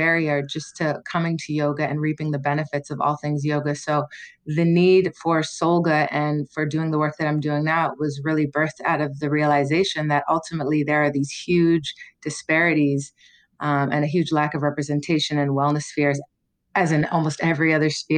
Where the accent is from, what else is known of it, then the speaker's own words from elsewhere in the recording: Toronto, Ontario, Canada; moved away as an adult; also born or lived in Ottawa / United States; I was born in Ottawa to a Jamaican mother and a Canadian-born father, white father. I grew up in Toronto, a really diverse, eclectic city